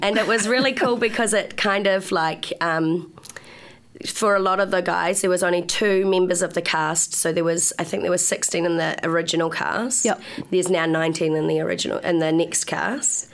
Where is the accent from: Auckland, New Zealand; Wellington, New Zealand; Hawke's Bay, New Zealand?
Wellington, New Zealand; Upper Hutt; moved away as an adult; now in Wellington, New Zealand; I'm from Upper Hutt.